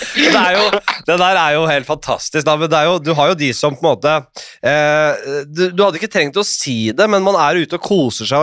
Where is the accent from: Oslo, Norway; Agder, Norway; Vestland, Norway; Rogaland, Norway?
Oslo, Norway; da jeg vokste opp på Nordstrand